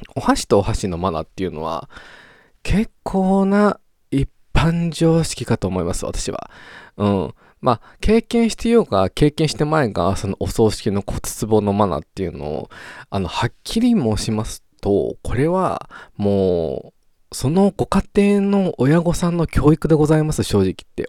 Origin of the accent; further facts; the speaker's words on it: Japan; moved away as an adult; also born or lived in Australia; 日本にで生まれた以上、日本で育った以上